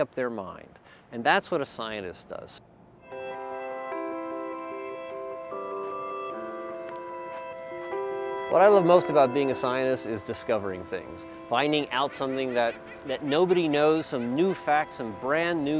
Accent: Baltimore, Maryland, United States; now in Pacific Grove, United States; I grew up in Baltimore.

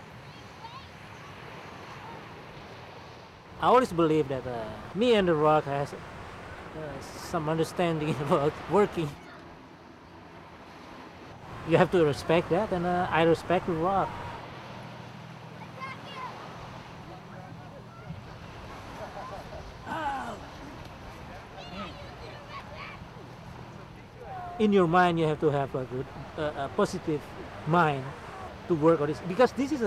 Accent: Indonesia; moved away as an adult; I'm originally from Indonesia. I've been living here for 20 years or so.

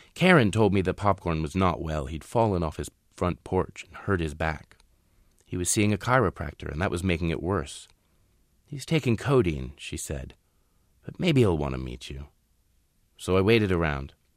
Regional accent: Shenandoah Valley, Virginia, United States; moved away; I grew up in Moonshine Country, I, I, in the Shenandoah Valley. I left the Shenandoah Valley eventually

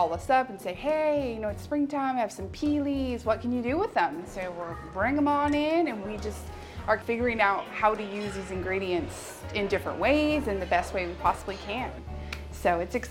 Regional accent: Vacaville, California, United States; I was born and raised in Vacaville

